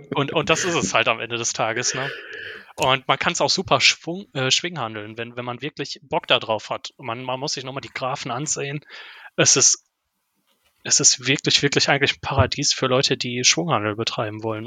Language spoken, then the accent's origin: German; Ruhr area, North Rhine-Westphalia, Germany; als Ruhrpottler ist natürlich ThyssenKrupp auch um, um einen durchgehend herum